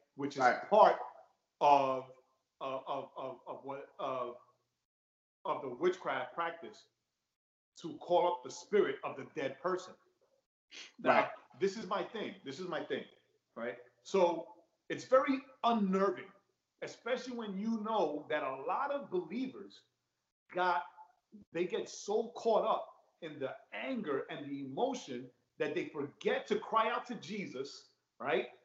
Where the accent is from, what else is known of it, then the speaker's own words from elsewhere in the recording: New York, United States; growing up in New York